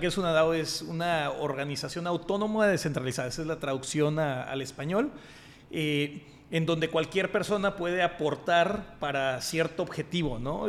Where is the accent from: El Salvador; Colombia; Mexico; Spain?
Mexico